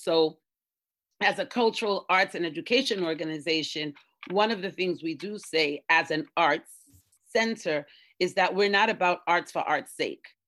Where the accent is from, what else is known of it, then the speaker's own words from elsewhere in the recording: New York City, New York, United States; also born or lived in East Harlem, New York; I'm from the Bronx in New York, originally born in East, born in East Harlem, Spanish Harlem